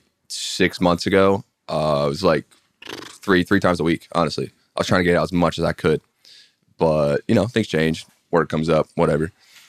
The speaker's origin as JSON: {"language": "English", "region": "Pennsylvania", "country": "United States", "said": "Like the woods, Bucks County, PA."}